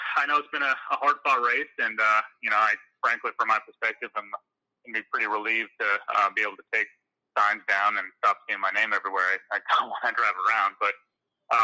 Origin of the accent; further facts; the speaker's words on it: Iowa, United States; being the prosecuting attorney for my hometown, the town I grew up